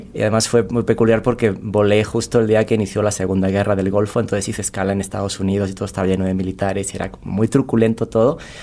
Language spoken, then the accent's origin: Spanish; Cáceres, Extremadura, Spain; moved away as an adult; also born or lived in Saltillo, Coahuila, Mexico; now in Mexico City, Mexico; Emigré de España, de una ciudad muy pequeñita que se llama Cáceres